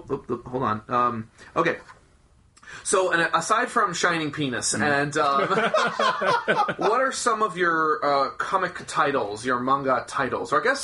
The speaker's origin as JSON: {"language": "English", "country": "United States", "said": "Yes, I've been very fortunate because I'm an American artist coming over there"}